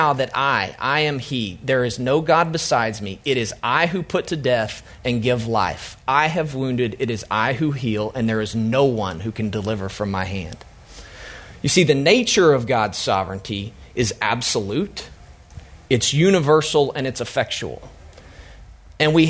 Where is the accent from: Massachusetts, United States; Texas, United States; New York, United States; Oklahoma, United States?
Oklahoma, United States; I'm from Oklahoma